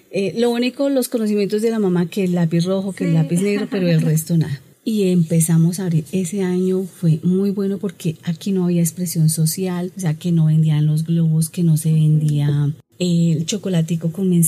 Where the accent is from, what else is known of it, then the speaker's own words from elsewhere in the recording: Bogotá, Colombia; also born or lived in Ipiales, Nariño; Yo nací en Ipiales, Nariño, pero tenía tres años cuando me trajeron a Bogotá.